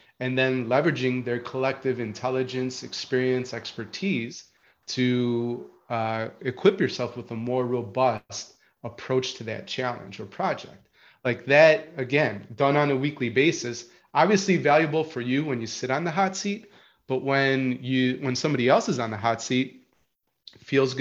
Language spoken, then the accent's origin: English; Chicago, Illinois, United States; moved away as an adult; also born or lived in Marietta, Georgia; I'm moving from Chicago, a Midwestern boy, right? And an urban boy to Marietta, Georgia